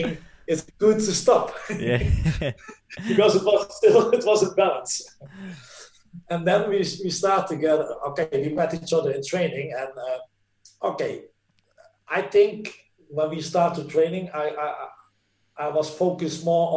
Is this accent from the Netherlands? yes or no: yes; Netherlands; English is a second language; moved away as an adult; also born or lived in Italy; now in Norway; we in the Netherlands